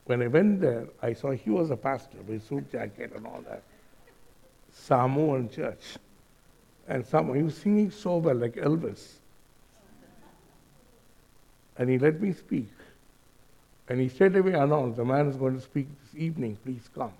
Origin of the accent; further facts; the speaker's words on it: India; moved away; also born or lived in Auckland, New Zealand; I'm an Indian.